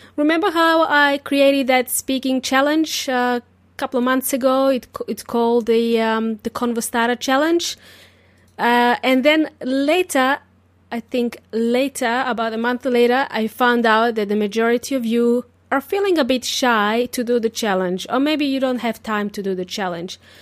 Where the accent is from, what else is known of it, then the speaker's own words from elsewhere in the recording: Serbia; English is a second language; now in Australia; I wasn't born in Australia. I was born in Serbia